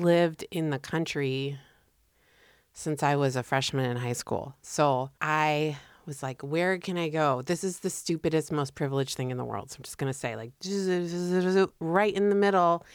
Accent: Connecticut, United States; moved away as an adult; also born or lived in Iowa; I'm from Connecticut

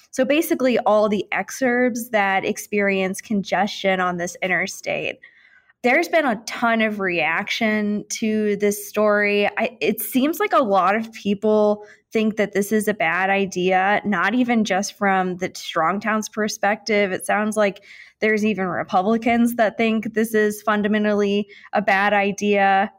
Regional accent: St. Louis, Missouri, United States; moved away; I'm from St. Louis. I travel home a lot.

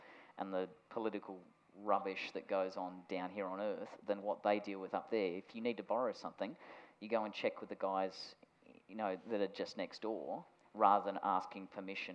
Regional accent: Australia; I was told when I was seven that because I was born in Australia, I could never join NASA

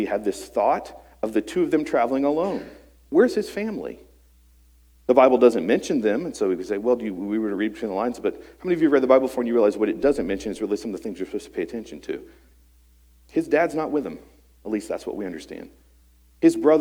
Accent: West Virginia, United States; I'm from West Virginia.

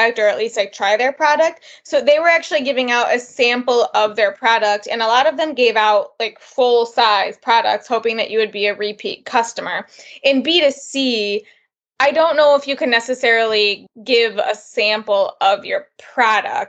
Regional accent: Midwest, United States; We're from the Midwest, and we're just like some corn-fed girls

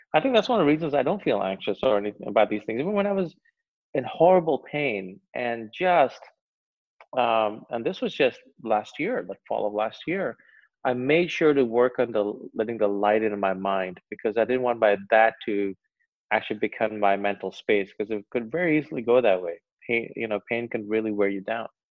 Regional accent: United States; I'll speak as an American

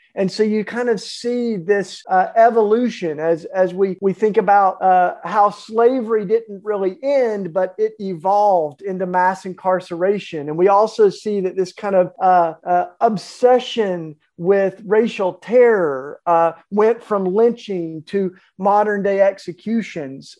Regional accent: the Bible Belt, United States; I, I grew up of all in the Bible Belt

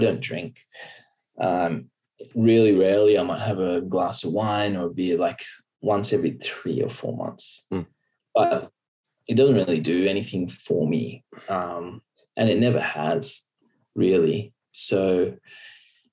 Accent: Byron Bay, New South Wales, Australia; I grew up in Byron Bay, which is a small seaside town

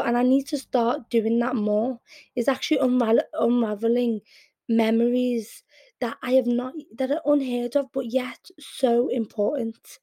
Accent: Liverpool, North West England, United Kingdom; accent: Scouse; first language Arabic; also born or lived in Yemen; I'm very Scouse in my accent, and I'm very inter inter in, um, inter no integrated with the community in Liverpool

